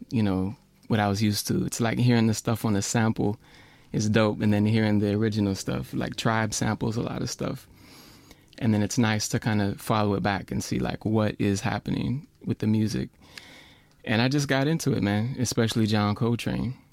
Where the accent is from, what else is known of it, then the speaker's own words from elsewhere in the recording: Minneapolis, Minnesota, United States; Well, I'm from Minneapolis, and there's a lot of AACM cats.